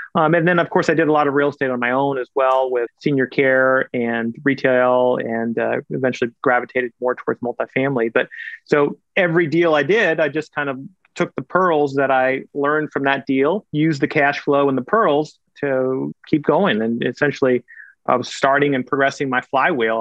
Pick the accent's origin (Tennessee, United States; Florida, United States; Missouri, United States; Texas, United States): Missouri, United States; Kansas City; also born or lived in India; I went to college and medical school in my hometown